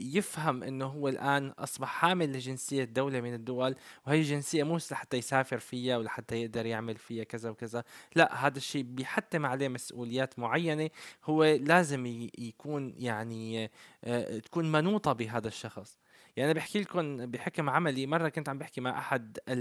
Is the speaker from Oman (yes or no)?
no; Syria; moved away; نحن كسوريين